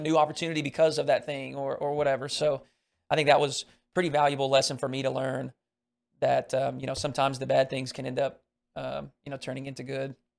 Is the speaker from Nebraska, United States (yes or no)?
no; Arkansas, United States; I grew up in Arkansas